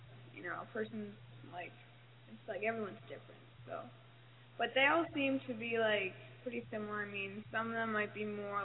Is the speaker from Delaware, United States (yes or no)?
no; New York City, New York, United States; I'm from New York City